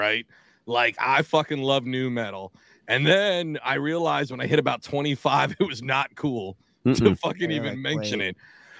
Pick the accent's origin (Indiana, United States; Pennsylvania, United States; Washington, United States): Washington, United States; Tacoma; moved away as an adult; also born or lived in Atlantic City, New Jersey / California / Philadelphia; now in South Jersey, United States; I'm originally from a suburb of Seattle. Tacoma, Washington is where I'm from.